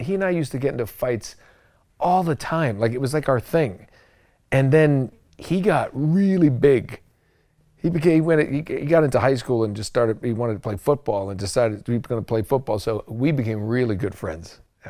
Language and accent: English; New England, United States; I grew up in New England. It was kind of in the 80s.